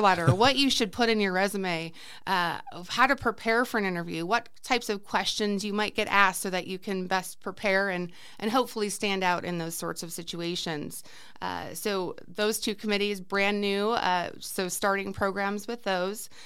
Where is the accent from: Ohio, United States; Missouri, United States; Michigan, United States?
Ohio, United States; Cleveland; moved away as an adult; also born or lived in Arizona; now in Peoria, Arizona, United States; I'm originally from Cleveland, Ohio, born and raised, uh, lived there for most of my life